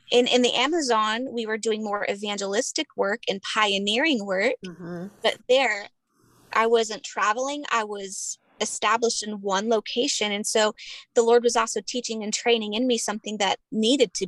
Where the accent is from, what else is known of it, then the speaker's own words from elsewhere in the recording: United States; moved away as an adult; I'm their American mama.